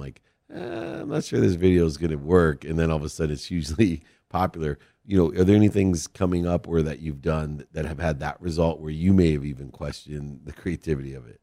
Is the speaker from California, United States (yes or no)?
yes; San Diego, California, United States; I'm from San Diego